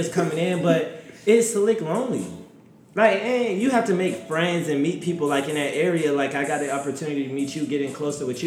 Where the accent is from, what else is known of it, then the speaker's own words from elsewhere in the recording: Covington, Georgia, United States; I come from Covington, Georgia, and I'm one of like... Out of my friend group of like 8 of us, I'm the only one who's graduated from college